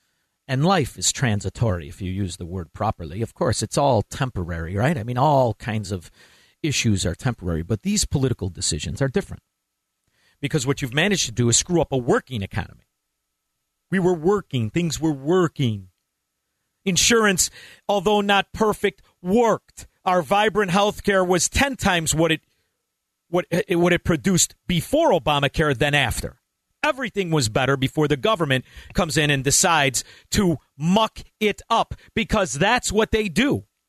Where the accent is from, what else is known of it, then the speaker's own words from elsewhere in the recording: Ottawa, Ontario, Canada; I know I said tro, but that's all right, I'm from Ottawa.